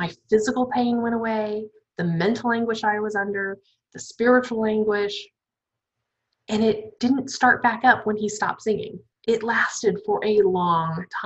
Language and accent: English; Alaska, United States; moved away; I'm from Alaska